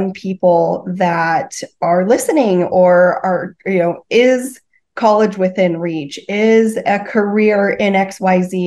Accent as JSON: {"language": "English", "town": "Denver", "region": "Colorado", "country": "United States", "moved": "as an adult", "lives_now": "Arizona, United States", "said": "I came from Denver"}